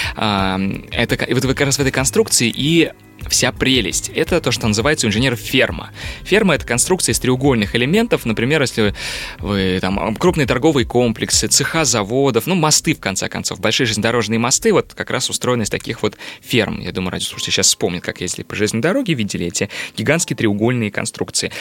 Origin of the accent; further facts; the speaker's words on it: Kazan, Tatarstan, Russia; now in Moscow, Russia; я вообще-то родом из Казани, и я сам татарин